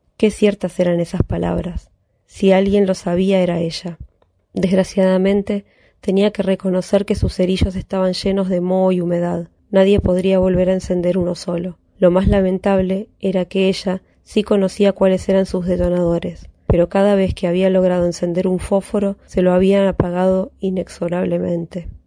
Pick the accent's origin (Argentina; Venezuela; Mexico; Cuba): Argentina; Buenos Aires; soy de Barracas, ciudad autónoma de Buenos Aires